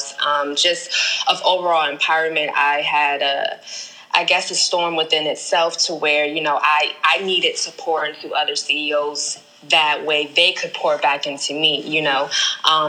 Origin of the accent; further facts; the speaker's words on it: Prince George's County, Maryland, United States; also born or lived in Daytona Beach, Florida / New York City; now in Atlanta, United States; I am originally from Prince George's County, Maryland, by way of Daytona Beach, Florida, New York City, and currently Atlanta